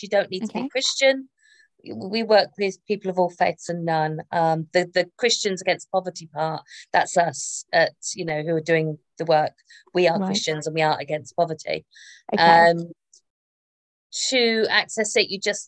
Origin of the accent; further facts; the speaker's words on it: Northamptonshire, East Midlands, United Kingdom; my hometown, in Pickering in Northamptonshire